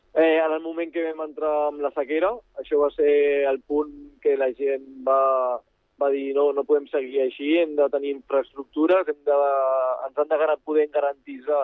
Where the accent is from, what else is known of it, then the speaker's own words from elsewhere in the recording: Baix Llobregat, Catalonia, Spain; soc pagès de Baix Llobregat